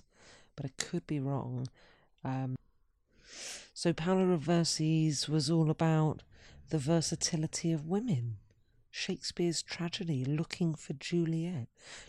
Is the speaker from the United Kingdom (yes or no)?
yes; London, United Kingdom; Growing up in London, I often lived in a fantasy world of fairy tales and detective novels.